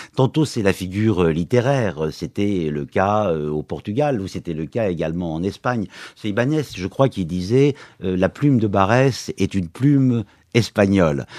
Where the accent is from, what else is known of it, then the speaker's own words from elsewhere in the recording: Lorraine, Grand Est, France; je suis lorrain aussi